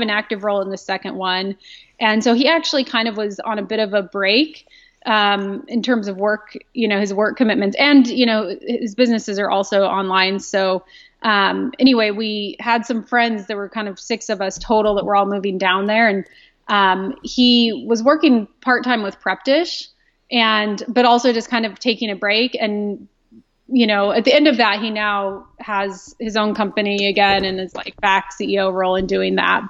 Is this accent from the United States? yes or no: yes; Southwest Kansas, United States; moved away as an adult; also born or lived in Modesto, California; I grew up in Southwest Kansas in a small town of about 1,400 people